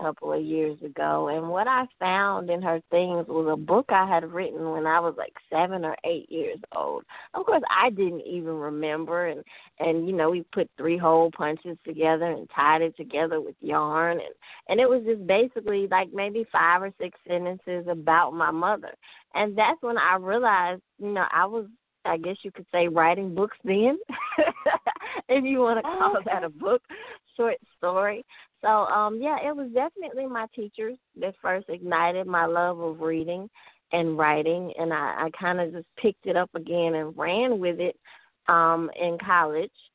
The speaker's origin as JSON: {"language": "English", "town": "Memphis", "region": "Tennessee", "country": "United States", "tie": "born or raised there", "said": "I grew up in Memphis, Tennessee."}